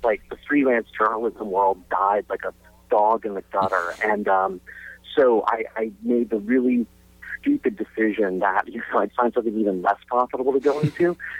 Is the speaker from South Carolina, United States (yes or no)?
yes; Charleston, South Carolina, United States; also born or lived in London; I grew up in South Carolina and in Charleston. And the two things that sort of really shaped me early on is, one is that my family lived in London for about a year.